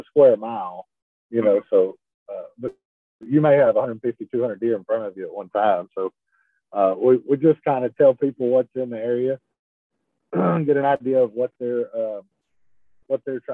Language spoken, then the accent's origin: English; Texas, United States; I'm from Texas